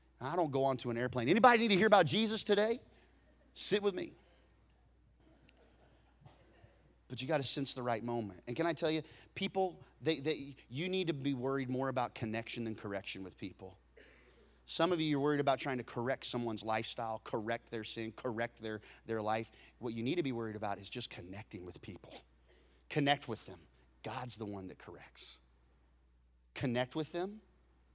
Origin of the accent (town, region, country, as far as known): Texas, United States